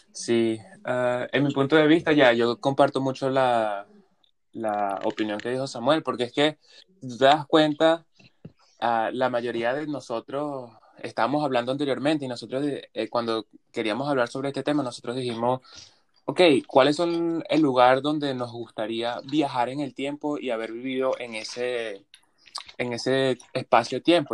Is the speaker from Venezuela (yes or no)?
yes; Venezuela; now in Canada; de Venezuela